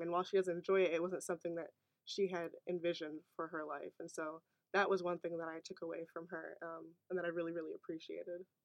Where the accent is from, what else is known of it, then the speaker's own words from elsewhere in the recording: Naperville, Illinois, United States; moved away as an adult; now in Iowa City, United States; my hometown of Naperville, Illinois